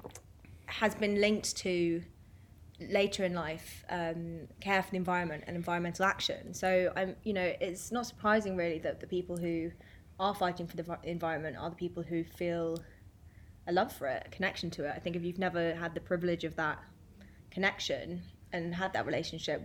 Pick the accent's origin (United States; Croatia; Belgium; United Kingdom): United Kingdom; London; I am from East London